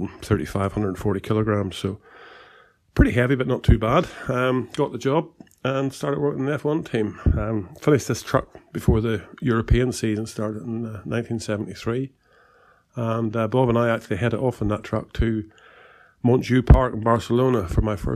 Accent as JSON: {"language": "English", "country": "Ireland", "also_born_or_lived": "England", "moved": "as an adult", "said": "I did leave Ireland, as I say, I was 20 years old in 1972, came to England"}